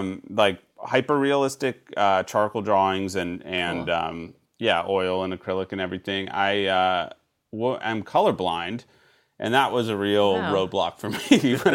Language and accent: English; San Francisco, California, United States; also born or lived in Chicago / New York; I grew up in San Francisco for the first 8 years, and then Chicago, and then lived in New York and here.